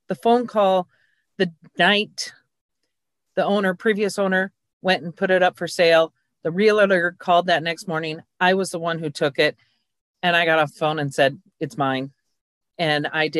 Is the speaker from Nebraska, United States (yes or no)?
yes; Dodge, Nebraska, United States; moved away as an adult; now in Pierce, United States; I grew up in Dodge